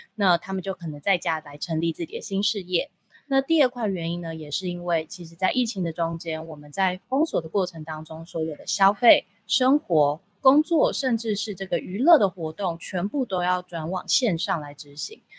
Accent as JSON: {"language": "Chinese", "country": "Taiwan", "said": "我们台湾人最喜欢就是到处旅游了"}